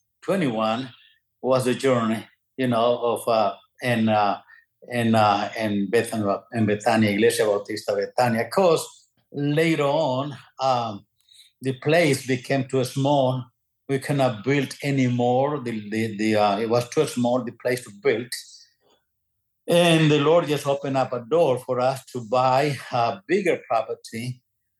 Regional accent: Nicaragua; moved away as an adult; also born or lived in Georgia, United States / Texas, United States; now in Mission, United States; I am originally from Nicaragua.

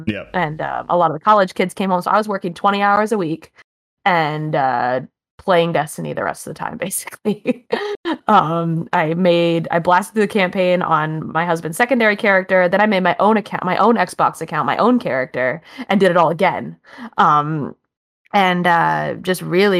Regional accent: Maine, United States; also born or lived in Buffalo, New York; we ended up moving back to my home state of Maine

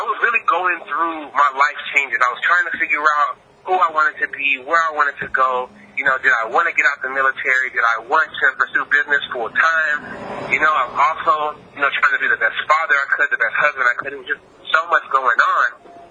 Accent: Texas, United States; I'm from the South. I'm from Texas.

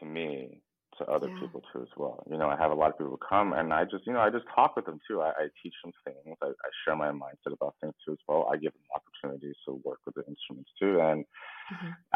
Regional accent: United States; we have traditional Asian parents, but we grew up here in the West

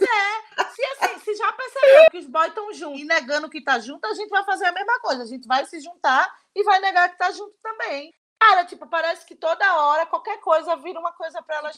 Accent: Pernambuco, Brazil; now in São Paulo, Brazil; eu sou de Pernambuco, mas eu moro aqui em São Paulo

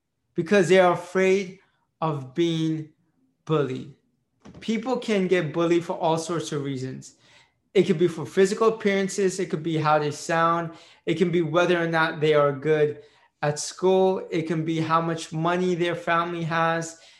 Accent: United States; first language Marathi; English is a second language; I was born in the United States, so I'm an Indian Pakistani Jew

